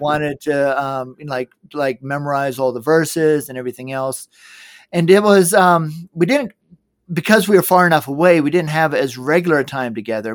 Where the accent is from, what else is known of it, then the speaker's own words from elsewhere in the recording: Georgia, United States; moved away; also born or lived in Middle East; I grew up in Georgia.